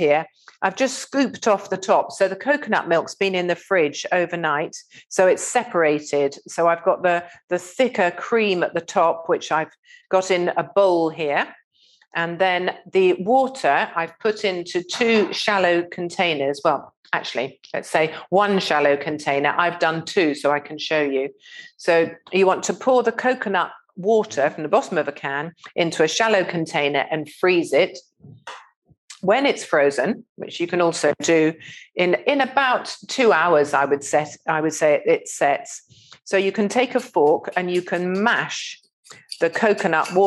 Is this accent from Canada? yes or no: no; Eastbourne, South East England, United Kingdom; I grew up eating in Romeo's ice cream bar on just near Eastbourne Pier